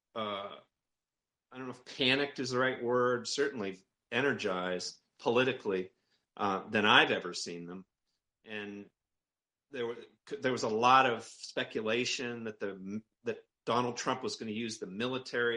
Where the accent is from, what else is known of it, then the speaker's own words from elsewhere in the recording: Maine, United States; I'm from Maine, okay? I'm up in Maine